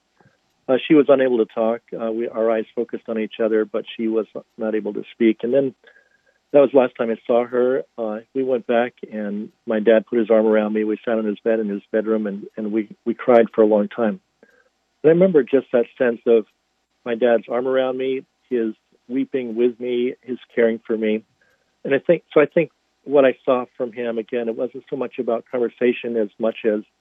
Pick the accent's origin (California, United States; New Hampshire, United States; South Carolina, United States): New Hampshire, United States; North Hampton; now in Boston, United States; I grew up in Northampton, New Hampshire, about an hour north of Boston. It's in the little wedge of New Hampshire that's called the Seacoast